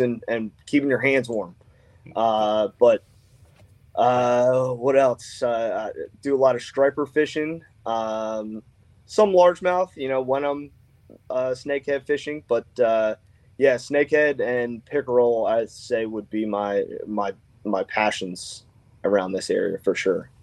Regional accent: Annapolis, Maryland, United States; I grew up on the Severn, lived here pretty much my whole life in Annapolis

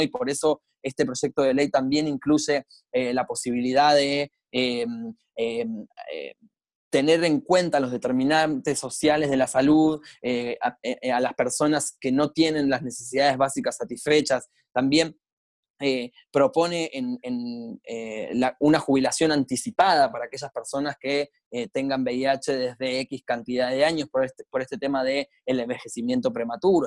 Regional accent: Buenos Aires, Argentina; soy de Argentina, de Buenos Aires

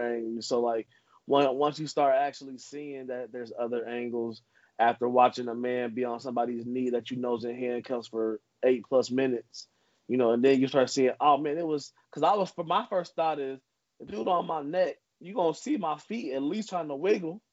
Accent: Trotwood, Ohio, United States; as a child growing up in Trotwood

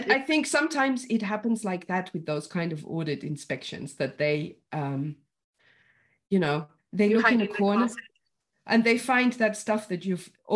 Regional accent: United Kingdom; me as a Brit

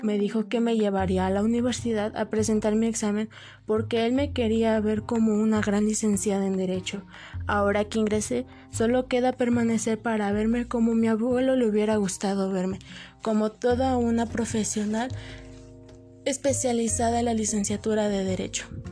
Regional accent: Mexico City, Mexico; now in Atlacomulco, Mexico; Nací en la Ciudad de México, de delegación Magdalena Contreras. Actualmente resido en Atlacomulco.

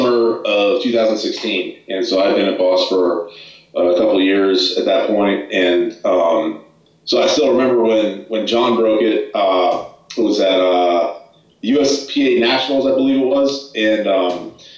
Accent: San Francisco, California, United States; I'm from San Francisco

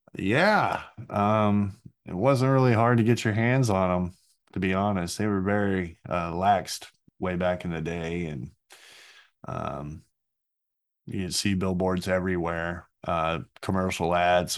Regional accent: Burleson, Texas, United States; growing up in Burleson

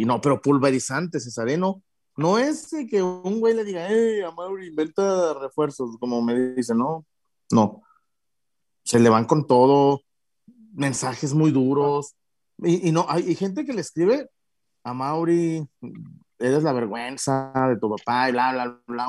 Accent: Guadalajara, Jalisco, Mexico; yo soy de Guadalajara

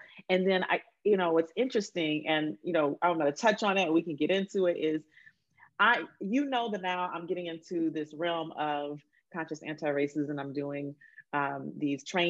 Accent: Alabama, United States; I grew up in Alabama

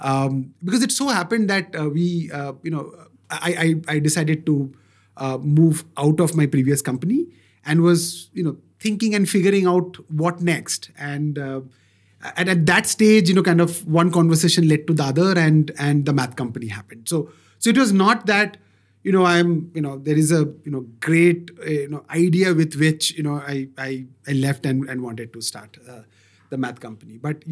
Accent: Kolkata, West Bengal, India; now in Bangalore, India; So though I am originally a Bengali, born and brought up in Kolkata and all the good stuff, but I call myself a Bangalorean, right? Moved to Bangalore good 25 years back

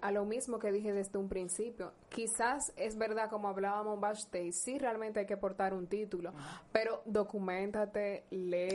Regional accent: La Romana, Dominican Republic; soy de la Romana y soy dominicana

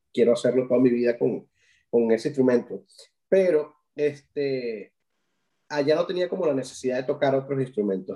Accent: Venezuela; now in Ireland; uno tiene como, venezolano

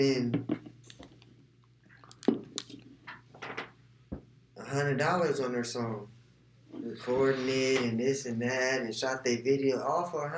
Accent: Bakersfield, California, United States; I'm from Bakersfield, born and raised, thugged it out, everything out here.

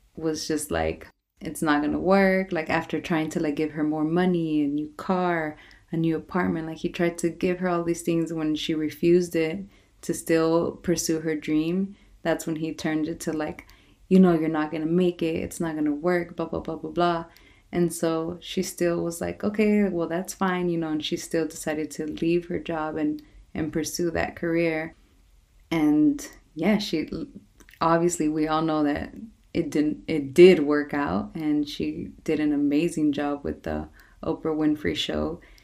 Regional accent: Los Angeles, California, United States; moved away; my hometown of Watts

